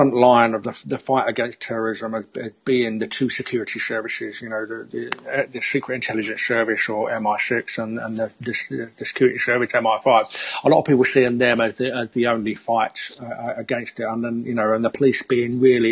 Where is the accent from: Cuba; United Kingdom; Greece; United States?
United Kingdom; London; I've lived in London most of my life. You can probably hear from my accent.